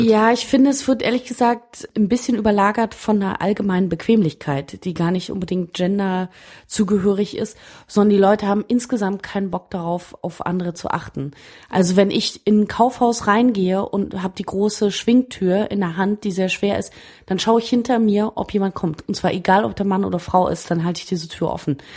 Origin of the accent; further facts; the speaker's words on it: Berlin, Germany; als Berliner